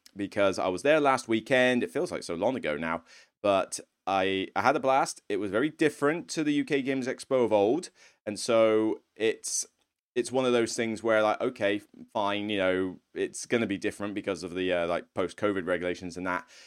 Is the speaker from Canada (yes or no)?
no; Somerset, South West England, United Kingdom; moved away; I'm originally from Somerset